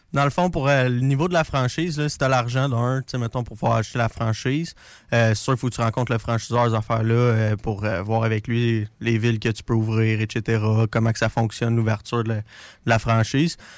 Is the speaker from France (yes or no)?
no; Drummondville, Quebec, Canada; moved away as an adult; now in Lévis, Canada; je viens de Drummondville